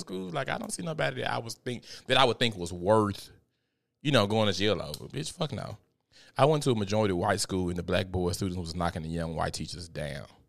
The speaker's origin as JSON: {"language": "English", "town": "Memphis", "region": "Tennessee", "country": "United States", "said": "I went to Southside. I'm from Memphis"}